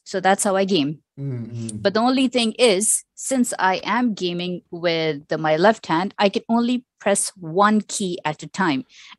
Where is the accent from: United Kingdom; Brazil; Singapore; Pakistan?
Pakistan; now in Sharjah, United Arab Emirates; I am a Pakistani who is living in the UAE, and I've lived in the UAE for, I would say, more than 25 years now. So the UAE is home, specifically Sharjah.